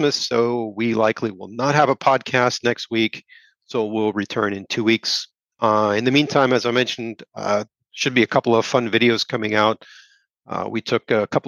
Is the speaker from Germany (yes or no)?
yes; Germany; moved away as an adult; now in United States; I grew up in Germany and have lived in Germany as an adult as well